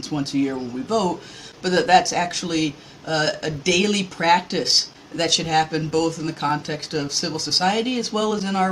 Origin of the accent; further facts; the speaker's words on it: the American South, United States; as a Southerner